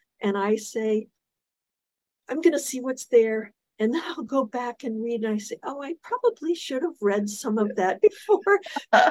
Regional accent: South Florida, United States; also born or lived in Pensacola Beach; I grew up in South Florida

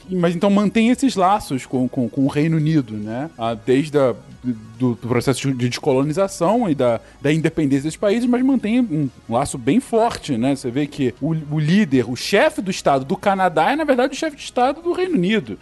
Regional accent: Brazil; a gente pensa como brasileiro

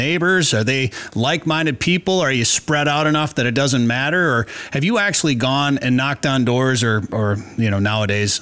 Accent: Minnesota, United States; also born or lived in northern Wisconsin; now in North Dakota, United States; After growing up in Minnesota, and I grew up rifle hunting in northern Wisconsin

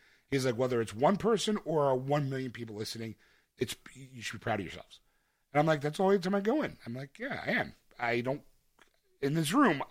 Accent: Philadelphia, Pennsylvania, United States; I'm a schlub from Philadelphia.

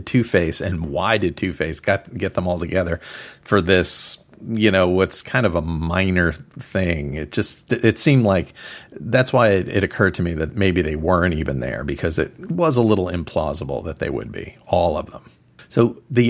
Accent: New York City, New York, United States; as a New Yorker

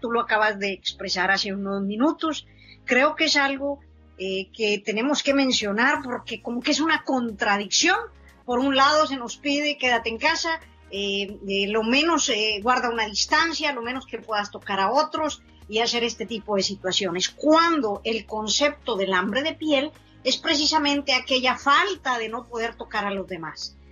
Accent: San Buenaventura, Coahuila, Mexico; nosotros crecimos y nos consideramos de un pueblo que se llama San Buenaventura, Coahuila

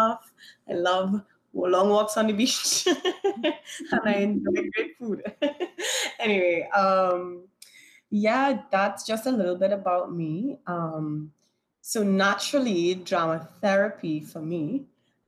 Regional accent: Trinidad & Tobago; also born or lived in New York; Born and raised in Trinidad and Tobago, had the opportunity to live in New York

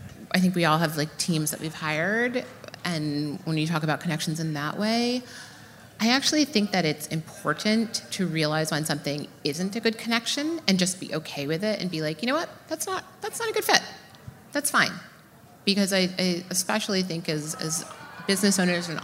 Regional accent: New York, United States; I'm from New York

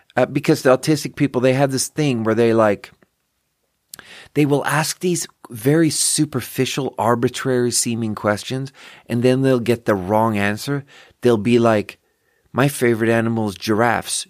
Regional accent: Skåne, Sweden; English is a second language; now in Nevada County, United States; I'm from Skåne.

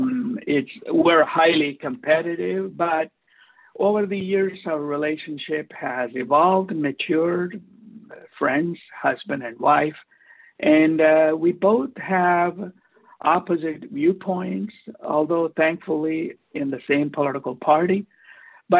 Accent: India; now in Newport Beach, United States; I'm an Indian immigrant interventional cardiologist practicing in Newport Beach for the past 32 years

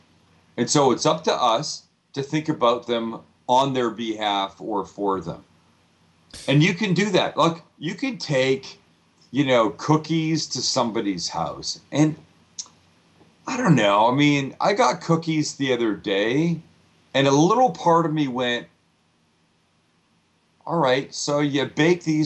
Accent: San Diego, California, United States; I'm from San Diego

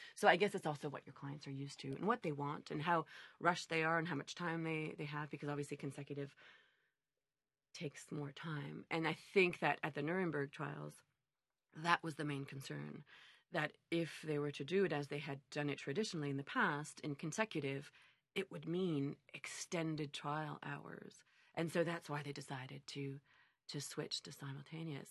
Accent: Montreal, Quebec, Canada; I was born and raised in Montreal

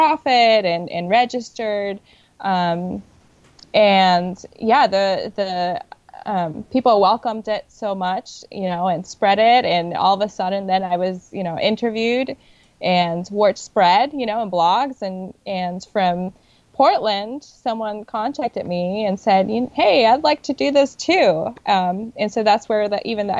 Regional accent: Puerto Rico; now in New York, United States; I am originally from Puerto Rico

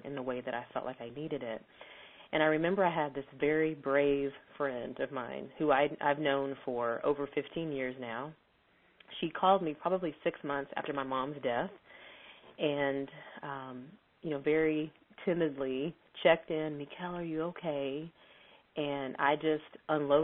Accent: Texas, United States; I'm from Texas.

